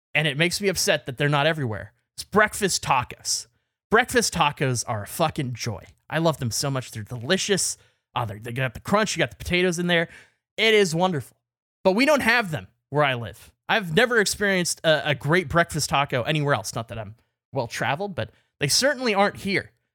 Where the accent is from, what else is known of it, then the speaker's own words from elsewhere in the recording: Canada; as a Canadian